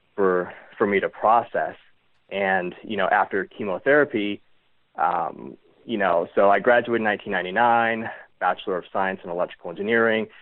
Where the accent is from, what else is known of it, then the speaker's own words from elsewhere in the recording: Reno, Nevada, United States; growing up in the Reno Tahoe area, like going to like camp as a kid